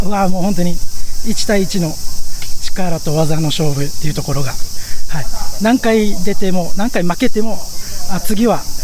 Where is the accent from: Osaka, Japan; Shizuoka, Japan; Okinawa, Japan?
Okinawa, Japan; Itoman; 糸満市塩平っていう場所